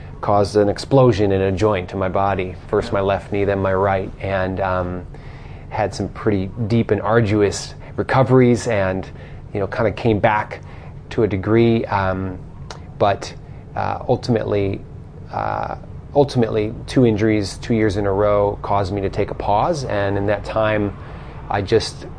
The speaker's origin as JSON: {"language": "English", "region": "Colorado", "country": "United States", "tie": "born or raised there", "moved": "as an adult", "lives_now": "Australia", "said": "I grew up in the mountains of Colorado"}